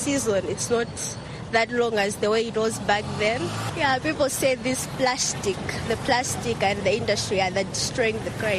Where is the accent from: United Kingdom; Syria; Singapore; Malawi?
Malawi; from Malawi.